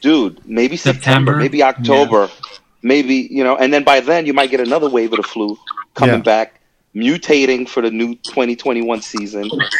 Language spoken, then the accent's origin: English; New York, United States; I'm from New York